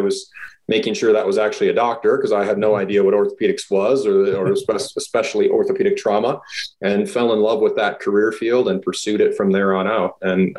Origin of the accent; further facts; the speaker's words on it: Minneapolis, Minnesota, United States; moved away as an adult; also born or lived in El Paso, Texas / Bronx, New York / Baltimore / Florida; now in Pocatello, United States; I'm 44. I was born and raised in Minneapolis, Minnesota by a single mom.